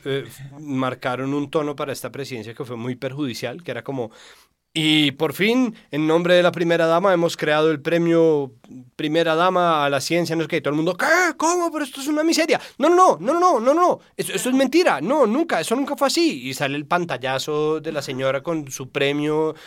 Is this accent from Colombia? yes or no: yes; Colombia; nosotros somos muy susceptibles como colombianos